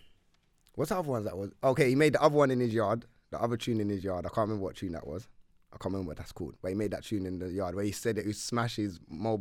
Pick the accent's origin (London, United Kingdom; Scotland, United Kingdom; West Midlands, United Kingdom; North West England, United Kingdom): London, United Kingdom; I'm from North, innit?